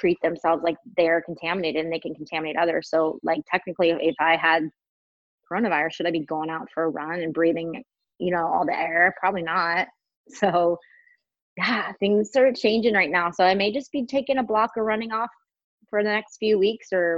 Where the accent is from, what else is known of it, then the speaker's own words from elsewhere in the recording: Washington, United States; now in California, United States; I grew up in Washington State